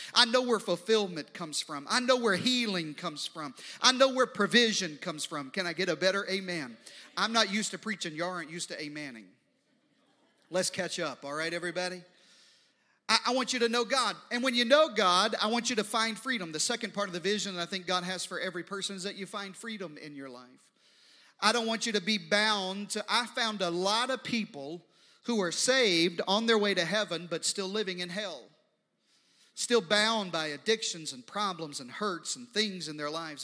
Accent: the Deep South and the East Coast, United States; now in Texas, United States; I grew up uh, in the deep south and on the east coast

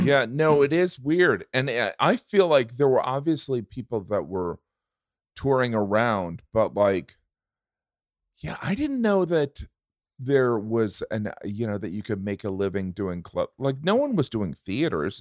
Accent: Indiana, United States; I grew up in Indiana

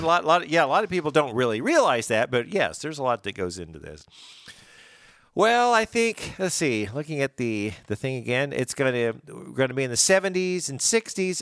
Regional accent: Springfield, United States; I'm from Springfield. I ain't from Miami.

